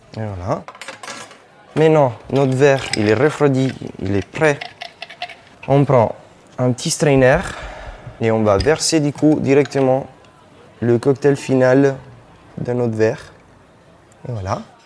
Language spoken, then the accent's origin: French; Italy; French is a second language; moved away as an adult; also born or lived in Australia; Après avoir fait une, une école euh, en Italie, du coup mon pays d'origine